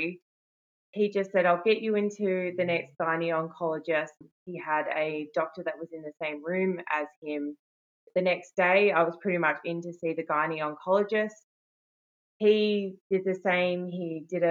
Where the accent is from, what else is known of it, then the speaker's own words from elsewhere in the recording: Melbourne, Victoria, Australia; I'm from Melbourne, Australia